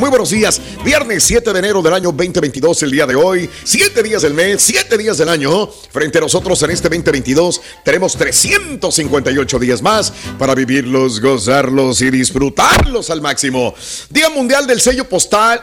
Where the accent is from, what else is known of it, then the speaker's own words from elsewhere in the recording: Mexico; uno como latino, como mexicano, como eh, es, vives muy arraigados de las tradiciones